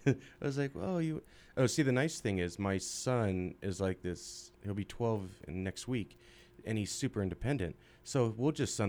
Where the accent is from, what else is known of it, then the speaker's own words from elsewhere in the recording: California, United States; moved away as an adult; now in Utah, United States; I came out from California.